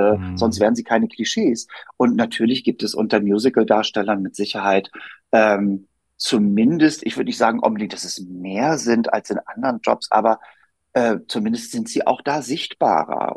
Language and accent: German; Hamburg, Germany; moved away as an adult; now in Berlin, Germany; ich wohne in Berlin und bin in Hamburg aufgewachsen